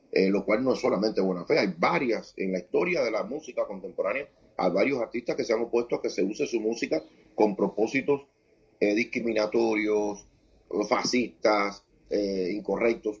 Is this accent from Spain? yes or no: no; Cuba; yo vivo privilegiado de poder, haciendo este tipo de canción, tener en mi país eh, mercado, público y posibilidad